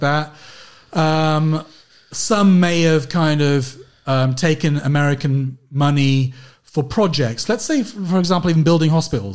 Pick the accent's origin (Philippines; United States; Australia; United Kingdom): United Kingdom; London; I was from London